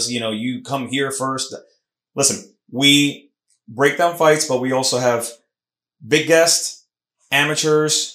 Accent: Puerto Rico; accent: Puerto Rican; my Puerto Rican accent mixing with the Mexican accent

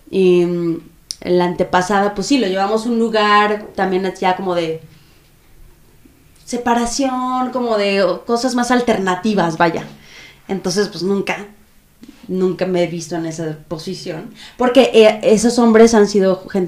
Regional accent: Guadalajara, Jalisco, Mexico; De Guadalajara.

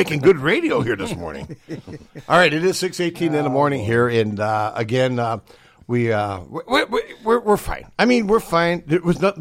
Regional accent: Chicago, Illinois, United States; I was raised in Chicago

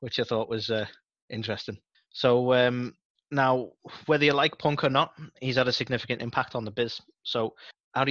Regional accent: United Kingdom; I'm British

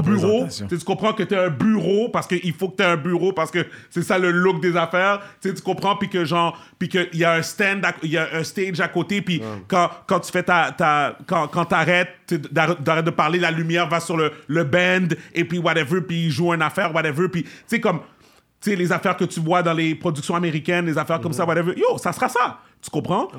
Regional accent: Montreal, Quebec, Canada; je suis un Québécois d'origine haïtienne

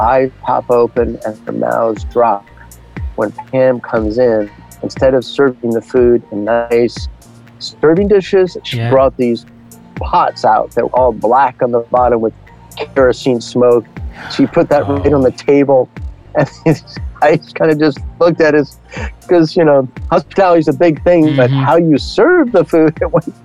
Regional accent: 15 miles outside of Manhattan, New York, United States; moved away as an adult; also born or lived in India / Bangladesh / Pakistan / Tajikistan; now in Milwaukee, United States; I grew up 15 miles outside of Manhattan.

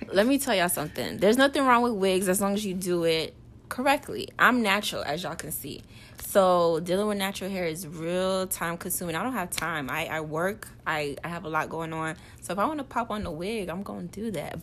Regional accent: Port St. Lucie, Florida, United States; moved away as an adult; now in Orlando, United States; I'm from Port St. Lucie

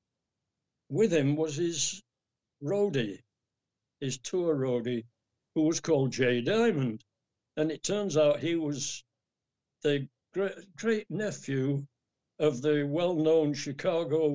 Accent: England, United Kingdom; from England

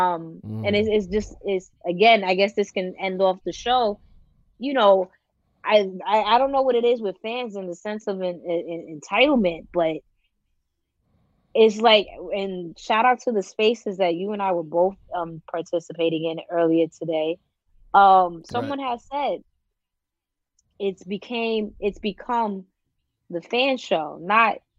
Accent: New York, United States; I'm a New Yorker through and through

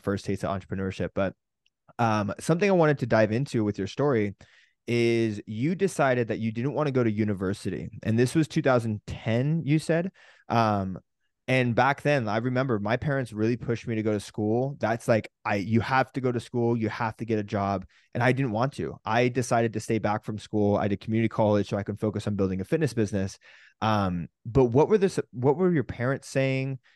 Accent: California, United States; we grew up in California in this kind of a little bit more of a countryside of California where people would have fields.

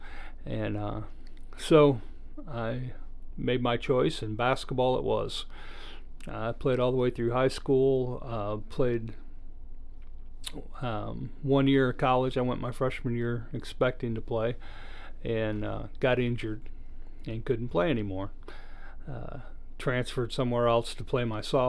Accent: Michigan, United States; also born or lived in Iowa; I was born in Iowa, but we grew up in Michigan.

